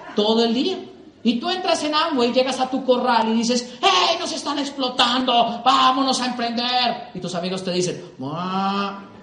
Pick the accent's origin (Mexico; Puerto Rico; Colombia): Colombia; mi país